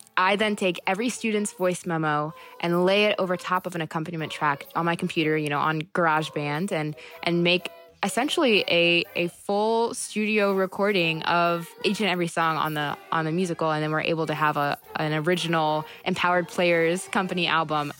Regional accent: Fluvanna, Virginia, United States; also born or lived in Charlottesville; I was born in Fluvanna, but in a, a lot of ways Charlottesville raised me

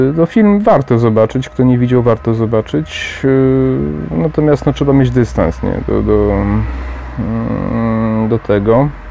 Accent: Poland; Sam pochodzę ze wsi

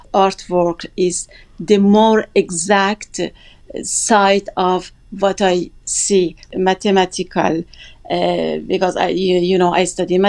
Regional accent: Gilan, Iran; English is a second language; north of Iran, where I am from, is Gilan

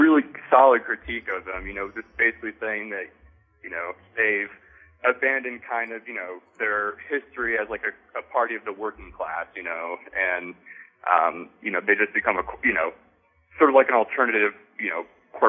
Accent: Michigan, United States; I'm a transplant from the Midwest, but I'm from southern Michigan.

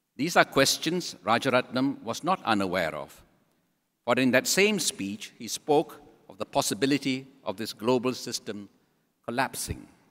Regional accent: Singapore

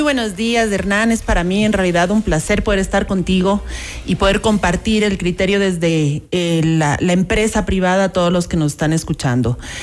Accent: Ecuador; jamás nos imaginamos como ecuatorianos

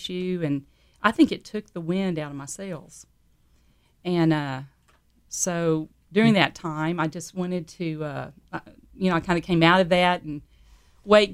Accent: San Antonio, Texas, United States; I grew up in San Antonio, Texas

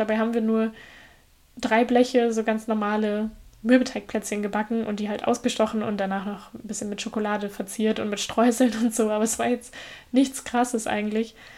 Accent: Germany; bei uns in Deutschland

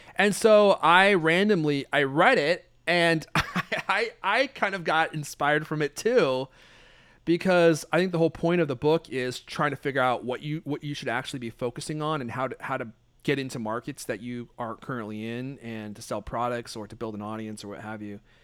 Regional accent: Redmond, Washington, United States; also born or lived in Hollywood, California; I moved here when I was nine or eight or nine. I moved to Redmond, Washington

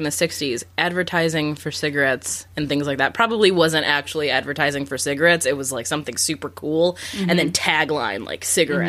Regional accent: Chicago, Illinois, United States; I'm from Chicago

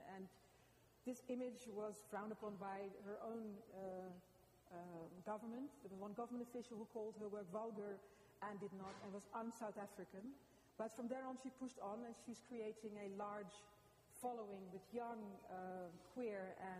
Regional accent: Amsterdam, North Holland, Netherlands; now in Los Angeles, United States; I'm from Amsterdam, and I'm a curator and an artist.

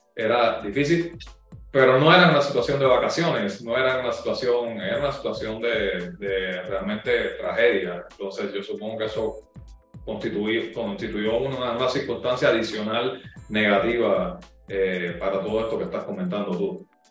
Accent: Cuba; accent: Cuban; mi eh, acento cubano

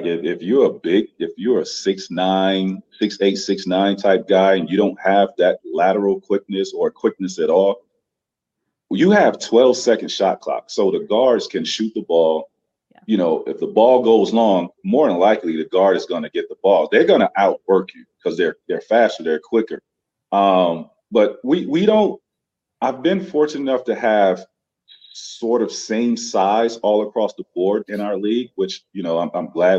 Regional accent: Florida, United States; I grew up in Florida

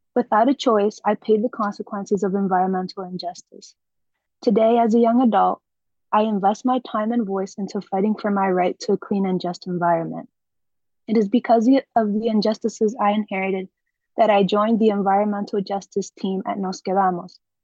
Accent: New York City, New York, United States; I was born and raised in the South Bronx

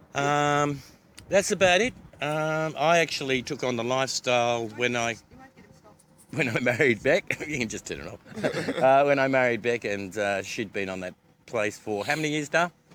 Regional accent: Australia; I come from Australia

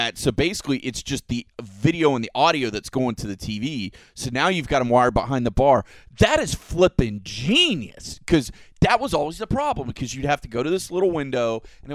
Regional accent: Florida, United States; I'm a native Floridian too, born and raised

